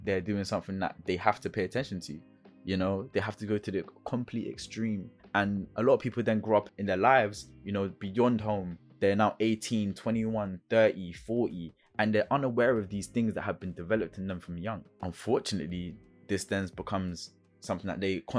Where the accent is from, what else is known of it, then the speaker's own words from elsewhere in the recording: London, United Kingdom; also born or lived in Brixton / Forest Hill / Feltham; I grew up in South London. I grew up in Brixton, Fort and Heath, and even West London. I grew up in Feltham as well